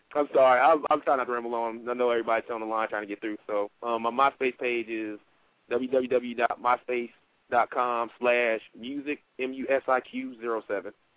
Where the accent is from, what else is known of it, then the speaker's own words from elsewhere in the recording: Detroit, Michigan, United States; now in Fayetteville, United States; I'm um, originally from Detroit, Michigan, but right now I reside in Fayetteville, North Carolina.